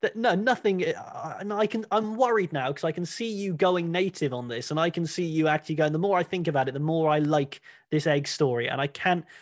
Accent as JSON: {"language": "English", "area": "Cornwall", "region": "South West England", "country": "United Kingdom", "tie": "born or raised there"}